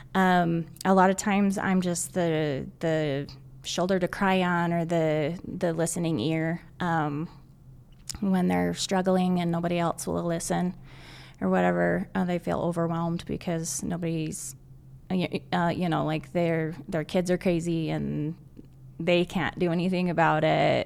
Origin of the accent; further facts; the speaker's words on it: Southern Utah, United States; moved away as an adult; now in Northern Utah, United States; I'm originally from Southern Utah. I moved to Northern Utah to go to school